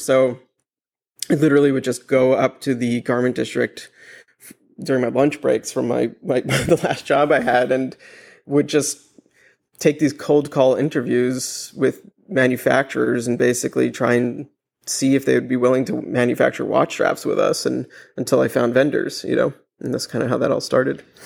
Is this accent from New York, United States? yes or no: yes; New York City, New York, United States; I grew up in Manhattan